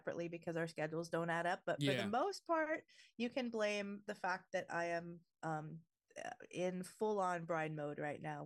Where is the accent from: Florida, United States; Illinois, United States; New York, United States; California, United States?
California, United States; Southern; Tacos and burritos are a huge part of just my identity as a Southern Californian